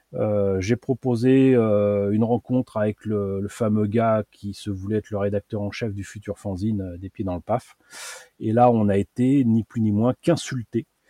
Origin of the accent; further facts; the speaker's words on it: Paris, Île-de-France, France; à côté de chez moi à Paris, il y avait les, les puces de Montreuil